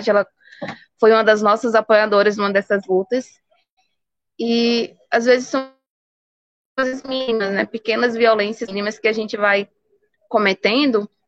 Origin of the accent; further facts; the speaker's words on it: Pernambuco, Brazil; E do porquê do meu território ser 8.100 hectares, e eu digo, não, o território não pertence a …, esse território pertence todo o povo pancararu